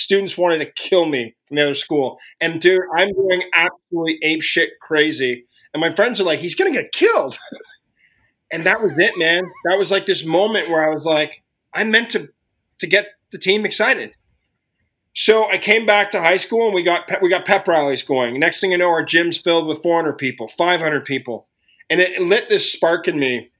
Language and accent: English; Ottawa, Ontario, Canada; growing up in Ottawa and where it took me. And I'm from Ottawa, Canada